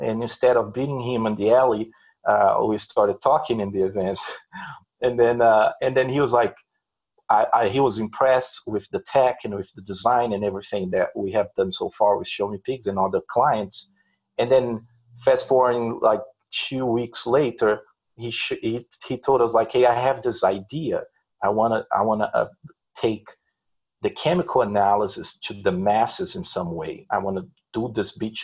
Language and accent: English; Belo Horizonte, Minas Gerais, Brazil; first language Portuguese; English is a second language; moved away as an adult; also born or lived in São Paulo, Brazil / Indianapolis, United States; now in United States; I'm originally from Brazil. I'm from Belo Horizonte, the city, and then I moved to São Paulo when I was 15